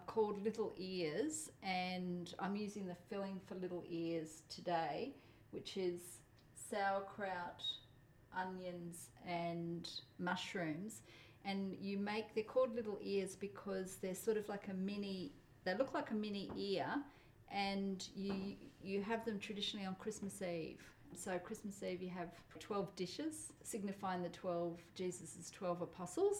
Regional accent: Australia; first language Polish; English is a second language; I was born in Australia.

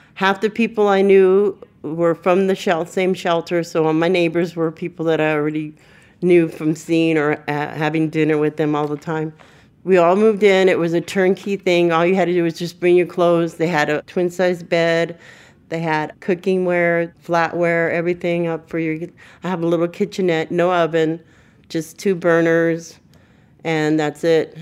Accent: Burbank, California, United States; I was raised in Burbank

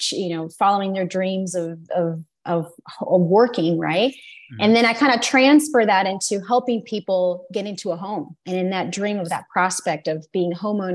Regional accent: United States; born there; English is a second language; Just to practice English, and you know, I was born in the US. I'm an American citizen, so it's like they felt like I had to come back to the home country, you know, to get like a feel of where I was from.

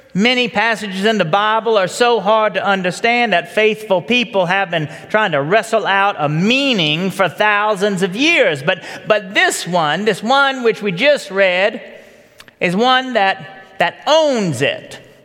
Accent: Marietta, Georgia, United States; also born or lived in Virginia Highlands, Atlanta; I was eight years old, and we had just moved into the Charlton Forge subdivision of, off Powder Springs Road. We moved there from Virginia Highlands, like so many others who, who left Atlanta to come out here to the suburbs. For us, Marietta was the other side of a wall.

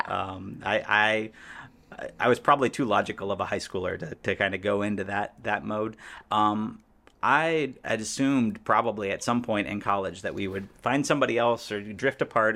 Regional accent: Indiana, United States; moved away as an adult; also born or lived in Florida / Columbus, Ohio / Chicagoland; now in Chicago, United States; So I was born in Indiana, grew up a little bit in Florida. My family moved back to Indiana when I was, like, in second grade

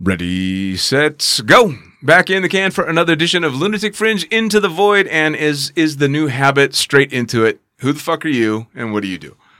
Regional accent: United States; as an American jumping up, you know, starting my career there

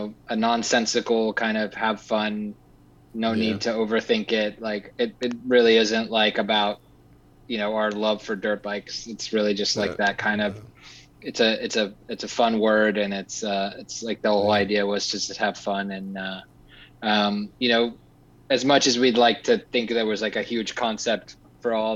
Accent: Texas, United States; moved away; I'm actually from Texas

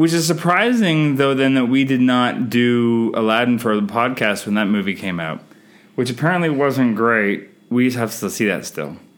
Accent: Canada; I'm Canadian filmmaker

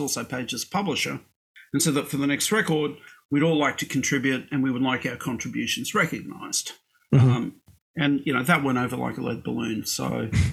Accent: Brisbane, Queensland, Australia; I was born in Brisbane. And look, when I was a kid in Australia

